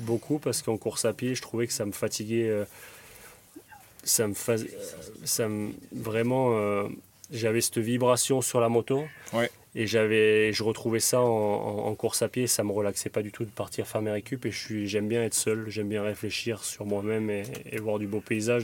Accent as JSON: {"language": "French", "town": "Draguignan", "region": "Provence-Alpes-Côte d'Azur", "country": "France", "tie": "born or raised there", "said": "Je suis natif de Draguignan dans le Var"}